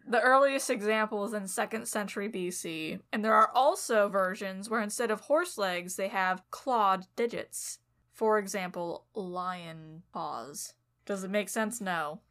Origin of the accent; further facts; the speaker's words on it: Southern California, United States; I'm from Southern California, is where I was raised